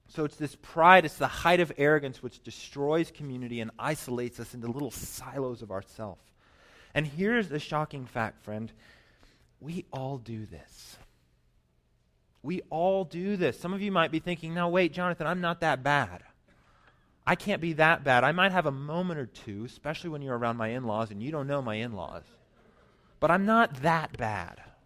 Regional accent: Colorado Springs, Colorado, United States; moved away as an adult; also born or lived in New York City; I grew up in Colorado, Colorado Springs

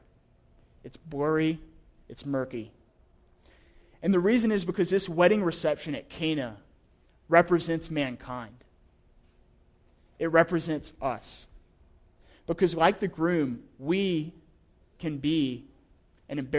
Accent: the South, United States; I'm from the South

